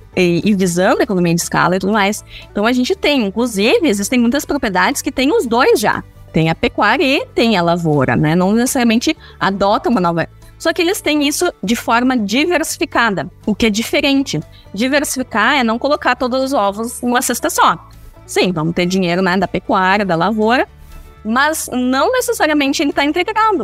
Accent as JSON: {"language": "Portuguese", "town": "Santa Maria", "region": "Rio Grande do Sul", "country": "Brazil", "also_born_or_lived": "Porto Alegre", "said": "Eu sou de Santa Maria, né? Sou gaúcha"}